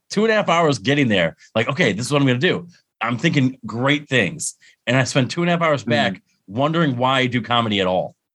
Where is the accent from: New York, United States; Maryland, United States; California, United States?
New York, United States; Endicott; moved away as an adult; also born or lived in Lock Haven, Pennsylvania; it's in my hometown. I I went to UE Union Endicott